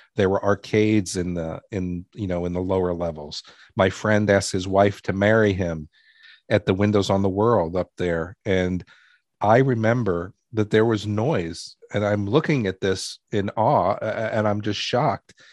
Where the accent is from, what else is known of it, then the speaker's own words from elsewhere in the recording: New York City, New York, United States; I grew up in New York City